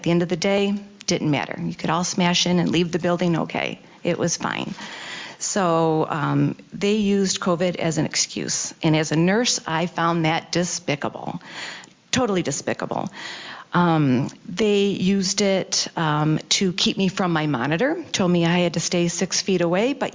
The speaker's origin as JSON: {"language": "English", "town": "Detroit", "region": "Michigan", "country": "United States", "said": "I am from Detroit. I'm from District 6. We have some thick skins where I'm from."}